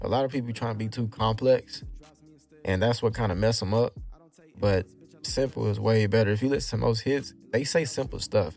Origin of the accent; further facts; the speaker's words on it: Houston, Texas, United States; I'm raised in Houston